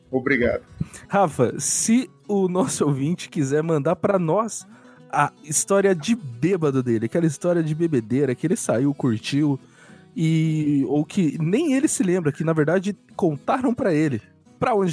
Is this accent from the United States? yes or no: yes; United States; Portuguese is a second language; Eu, eu sou dos Estados Unidos.